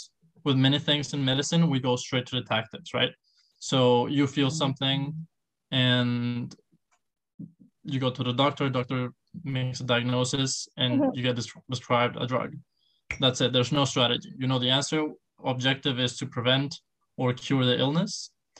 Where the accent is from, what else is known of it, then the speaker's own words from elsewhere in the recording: León, Guanajuato, Mexico; also born or lived in Mexico City; Well, I'm from Mexico. I was born in Mexico City. I moved a lot around Mexico. Although I was born in Mexico City, I feel like I grew up in a city called León, Guanajuato.